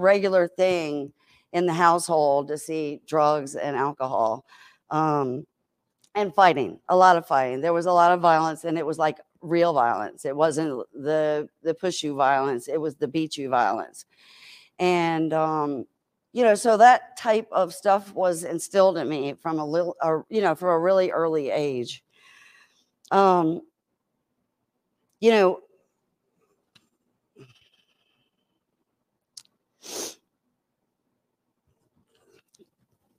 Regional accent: Richmond, Virginia, United States; also born or lived in Chesterfield, Virginia; I'm a Richmonder

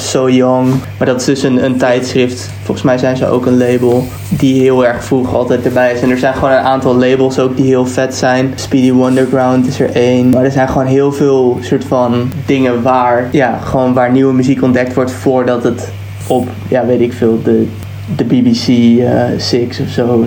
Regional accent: Netherlands; now in England; wij als Nederlanders

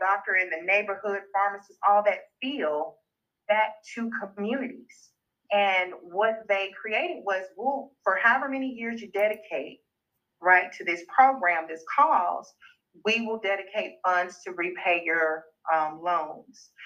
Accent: Uniontown, Alabama, United States; also born or lived in Tuscaloosa, Alabama / Selma, Alabama; growing up in these areas, grew up in Perry County and in Selma

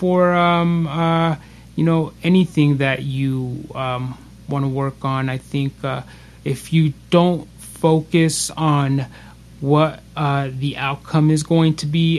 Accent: Las Vegas, Nevada, United States; we're actually from Las Vegas. This is where we're recording out

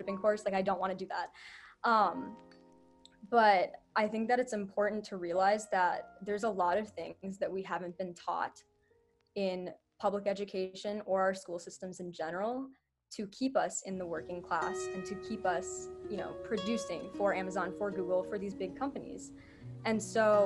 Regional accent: Minneapolis, Minnesota, United States; I am from Minneapolis, Minnesota. I've lived here my entire life. I was born in this area

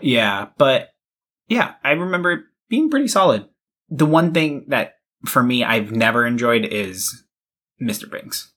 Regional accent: Massachusetts, United States; I grew up in Massachusetts

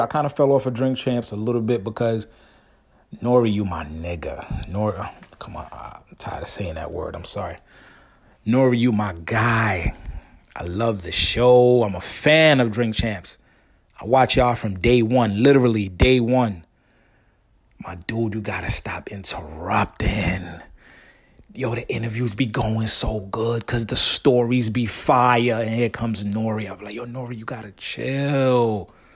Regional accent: New York City, New York, United States; growing up in New York City. Everything is fast, fast, fast, fast

